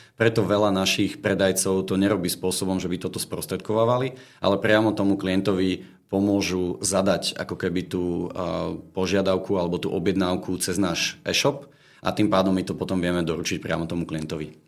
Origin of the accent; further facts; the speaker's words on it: Bratislava, Bratislava Region, Slovakia; Som z Bratislavy